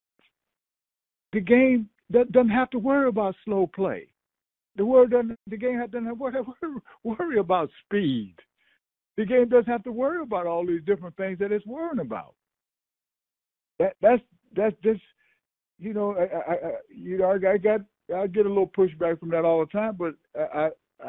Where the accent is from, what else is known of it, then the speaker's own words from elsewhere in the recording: the South, United States; I'm from the South